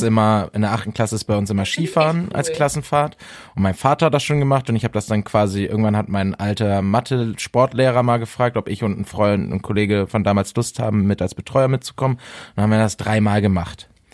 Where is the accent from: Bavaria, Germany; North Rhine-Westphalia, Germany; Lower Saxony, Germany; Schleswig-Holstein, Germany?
North Rhine-Westphalia, Germany; Bielefeld; moved away; Ich war ja in Bielefeld in meiner Heimat, in einer wunderschönen Stadt